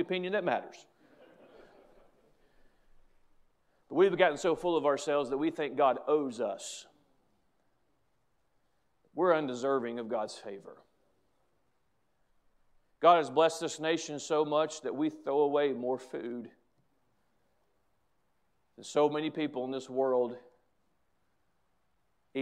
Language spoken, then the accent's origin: English; United States; as an American, as a patriotic American